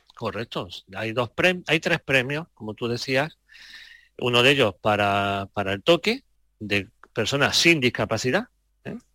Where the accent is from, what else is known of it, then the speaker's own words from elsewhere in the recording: Andalusia, Spain; como andaluz, porque me siento andaluz.